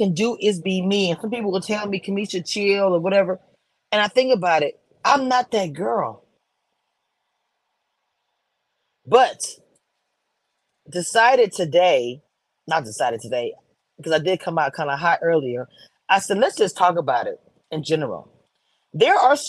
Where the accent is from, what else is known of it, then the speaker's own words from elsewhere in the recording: Texas, United States; I grew up in Texas.